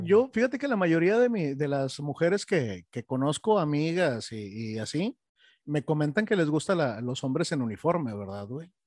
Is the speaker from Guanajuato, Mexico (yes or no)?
no; Monterrey, Nuevo León, Mexico; moved away; yo soy de Monterrey